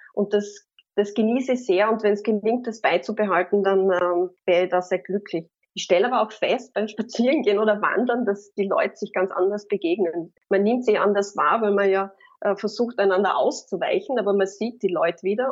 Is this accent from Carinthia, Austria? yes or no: yes; Carinthia, Austria; ich bin Kärntnerin